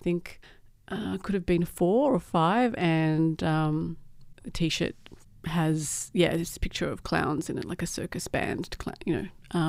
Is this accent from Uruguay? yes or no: yes; Uruguay; now in Australia; I grew up in Uruguay, actually. Well, I grew up in Australia as well, so I was born here but lived overseas.